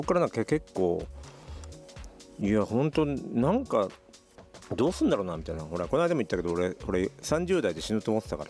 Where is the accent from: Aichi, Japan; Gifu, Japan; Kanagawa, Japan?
Aichi, Japan; moved away as an adult; 愛知県から来てる